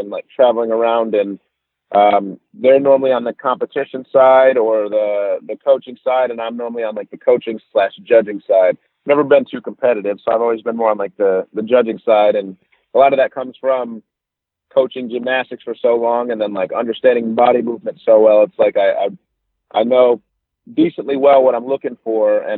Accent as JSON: {"language": "English", "area": "Detroit area", "region": "Michigan", "country": "United States", "moved": "yes", "said": "I'm from Michigan, Detroit area, so I'm a little bit north of Detroit"}